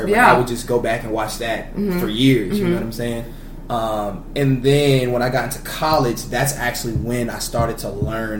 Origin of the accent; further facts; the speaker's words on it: Florida, United States; moved away as an adult; also born or lived in Missouri; now in Texas, United States; Born and raised in Florida